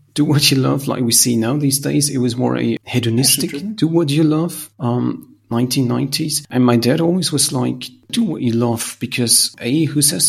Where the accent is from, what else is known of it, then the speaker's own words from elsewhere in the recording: Salzburg, Austria; I come from Salzburg